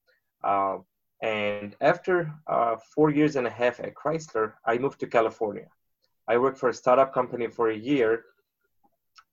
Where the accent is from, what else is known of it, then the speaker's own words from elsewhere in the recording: Beirut, Beirut Governorate, Lebanon; moved away as an adult; now in United States; So I grew up in Beirut. I was born in Beirut, Lebanon